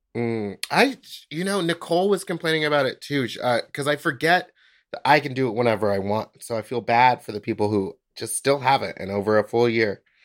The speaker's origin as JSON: {"language": "English", "town": "Houston", "region": "Texas", "country": "United States", "moved": "yes", "said": "I'm from Houston"}